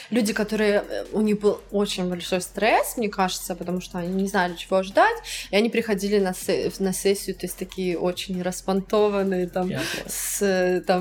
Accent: Russia; очень много людей думают, что я не из России.

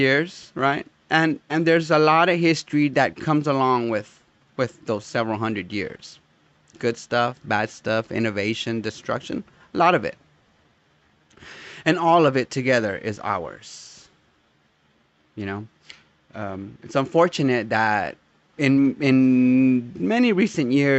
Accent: United States; I am American, and not simply because I was born here.

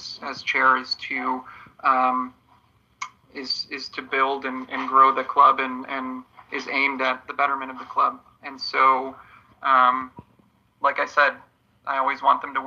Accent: Poland; moved away; I'm from Poland originally

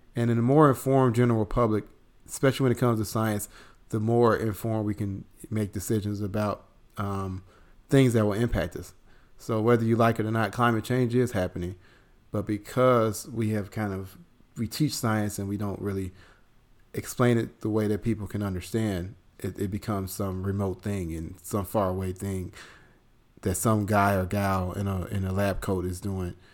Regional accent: Chicago, Illinois, United States; moved away as an adult; also born or lived in Southeast United States; now in Southeast, United States; I'm from Chicago, but, um, I live in the Southeast.

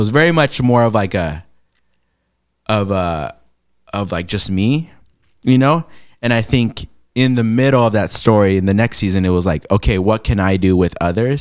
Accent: San Diego, California, United States; moved away as an adult; also born or lived in Los Angeles, United States; now in Portland, United States; born in LA, raised in San Diego.

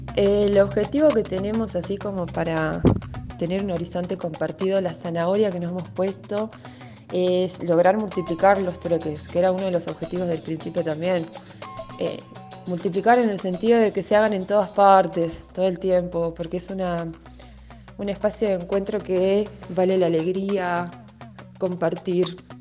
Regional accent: Salta, Argentina; soy salteña

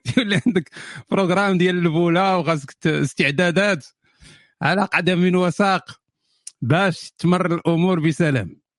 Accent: Morocco; بالنسبه لي كمغربي اصيل

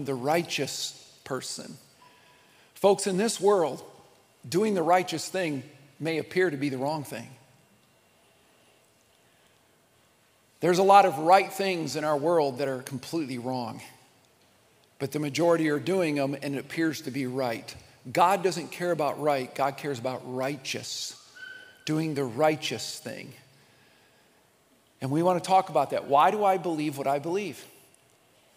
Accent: Midwest, United States; I grew up United Methodist in the Midwest

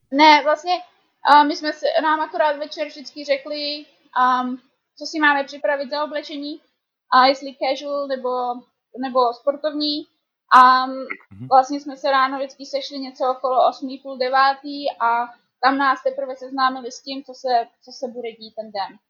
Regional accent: Prague, Czechia; moved away as an adult; now in Whistler, Canada; Já jsem vlastně z velkého města, já jsem vlastně z Prahy

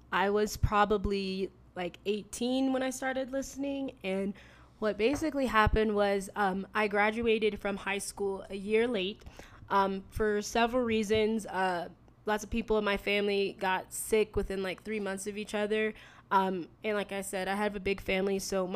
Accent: East Coast, United States; I grew up on the East Coast. We moved about 15 times. I traveled a lot.

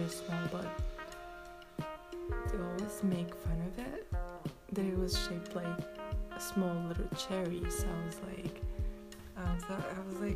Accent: Morocco; I am from Morocco

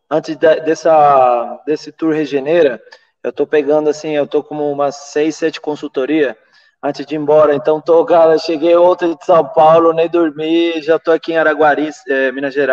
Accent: Venezuela; eu comecei nos Andes, eu sou da Venezuela também

